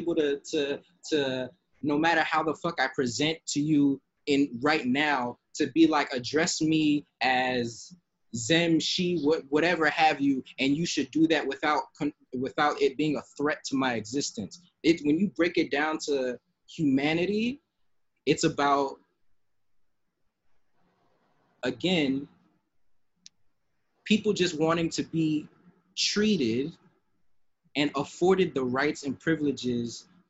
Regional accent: Atlanta, Georgia, United States; in Atlanta, like it's like, oh, I'm growing up in DeKalb County

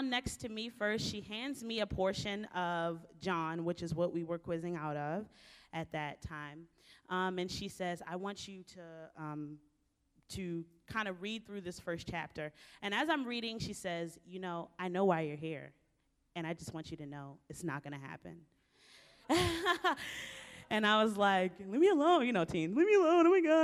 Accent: Baltimore, Maryland, United States; I was born and raised in Baltimore, Maryland, inner city

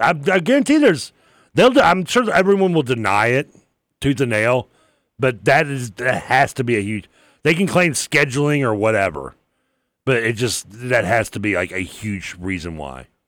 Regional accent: Louisville, Kentucky, United States; also born or lived in Bowling Green, Kentucky; I grew up going to, like, you know, when I lived in Bendigo Plantation, I'd go to the pool

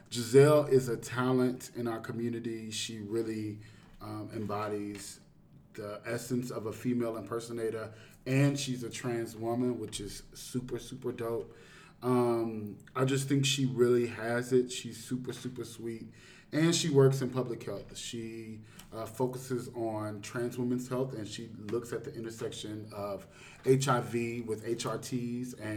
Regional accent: Houston, Texas, United States; I'm from Houston

